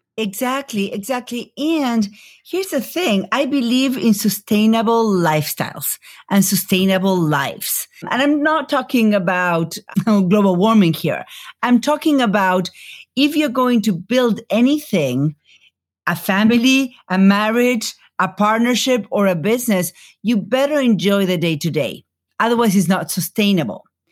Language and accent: English; Buenos Aires, Argentina; moved away as an adult; now in United States; I grew up in Buenos Aires